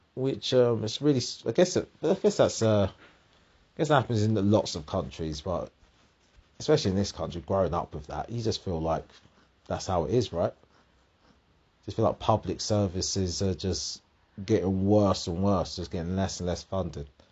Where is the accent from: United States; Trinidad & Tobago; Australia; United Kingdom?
United Kingdom; I'm British